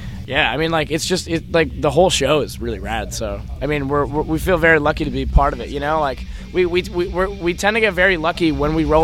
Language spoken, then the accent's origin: English; Toronto, Ontario, Canada; We're from Toronto.